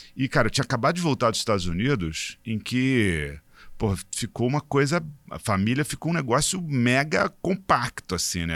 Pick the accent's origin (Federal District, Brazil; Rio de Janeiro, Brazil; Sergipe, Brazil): Rio de Janeiro, Brazil; Eu sou é, carioca